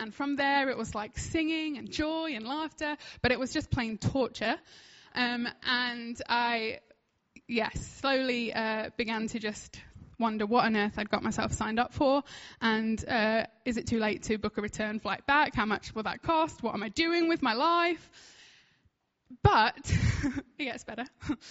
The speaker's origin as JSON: {"language": "English", "country": "United Kingdom", "said": "I'm like British"}